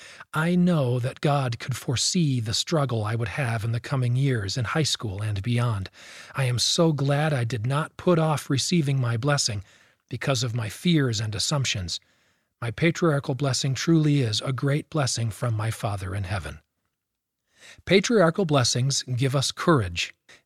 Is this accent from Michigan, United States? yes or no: no; Fontana, California, United States; born there; I was born in Fontana, California.